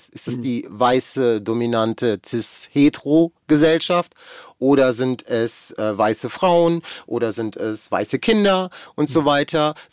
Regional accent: Germany; Also ich bin in Deutschland sozialisiert und aufgewachsen. Ich habe ganz viel deutsche Sachen

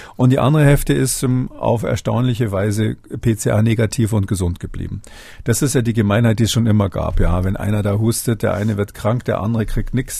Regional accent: Germany; bei uns in Deutschland

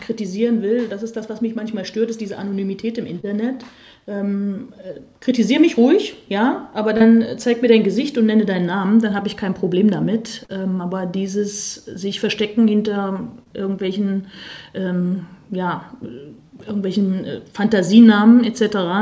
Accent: Saxony-Anhalt, Germany; Ich komme ja aus Sachsen-Anhalt

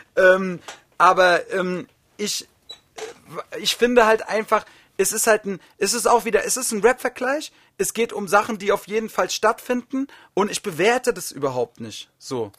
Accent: Wiesbaden, Hesse, Germany; in Wiesbaden, meine Heimatstadt, so meine ganzen Kumpels waren da alle

